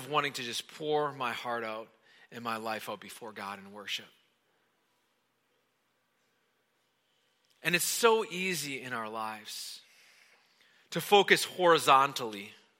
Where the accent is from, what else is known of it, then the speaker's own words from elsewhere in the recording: Wisconsin, United States; moved away; I grew up in Wisconsin